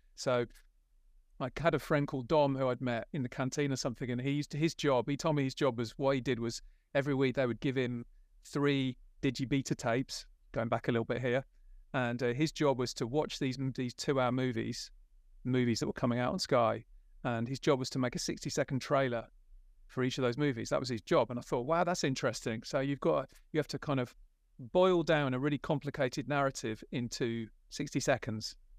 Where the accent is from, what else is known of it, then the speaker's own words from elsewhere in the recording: West Midlands, United Kingdom; I grew up in the West Midlands, in a little village